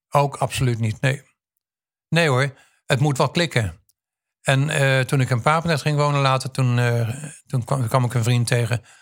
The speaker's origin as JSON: {"language": "Dutch", "country": "Indonesia", "also_born_or_lived": "Queensland, Australia", "said": "Kom ik uit Indonesië of Indië vandaan."}